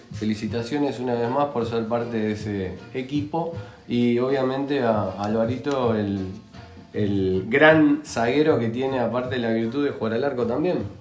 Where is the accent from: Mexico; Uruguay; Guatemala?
Uruguay; que somos uruguayos